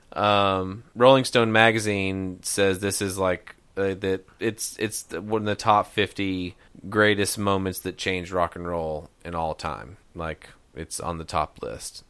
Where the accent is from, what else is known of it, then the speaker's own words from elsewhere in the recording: Knoxville, Tennessee, United States; we're from Knoxville